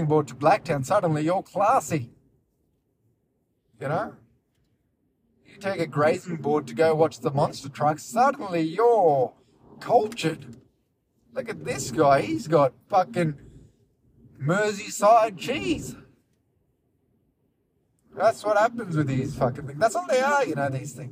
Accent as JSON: {"language": "English", "country": "India", "said": "I'm from India"}